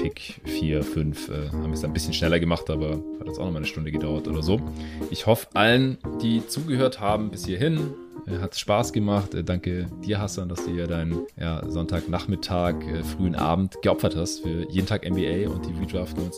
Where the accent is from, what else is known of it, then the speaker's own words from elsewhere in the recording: Stuttgart, Baden-Württemberg, Germany; now in Berlin, Germany; Ich bin jetzt nur aktuell gerade noch in Stuttgart, in meiner alten Heimat.